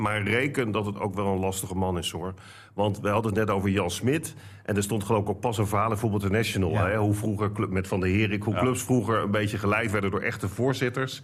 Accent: Randstad, Netherlands; moved away; ik kom dan oorspronkelijk uit de Randstad

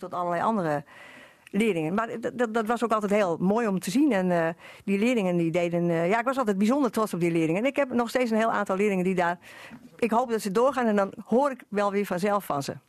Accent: western Netherlands, Netherlands; moved away; ik kom uit Dorp, daar ben ik geboren. Dus ik kom eigenlijk uit het westen

